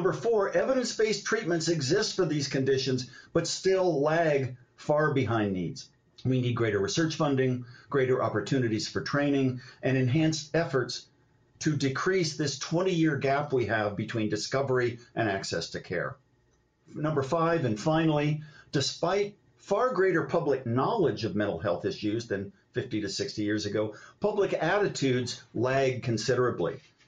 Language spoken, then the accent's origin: English; Ohio, United States; my dad's lifelong severe misdiagnosed bipolar disorder as I was growing up in Ohio.